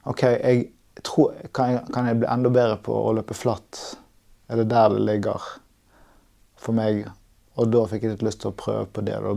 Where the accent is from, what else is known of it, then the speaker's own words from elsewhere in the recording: Tromsø, Troms, Norway; Jeg er fra Tromsø.